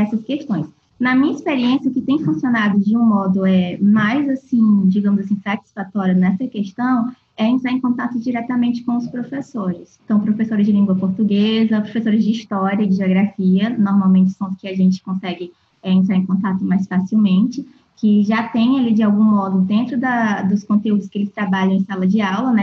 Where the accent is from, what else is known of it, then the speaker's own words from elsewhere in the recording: Fortaleza, Ceará, Brazil; also born or lived in Rio de Janeiro / Niterói; now in Cuiabá, Brazil; Eu sou de Fortaleza, e passei um tempo estudando no Rio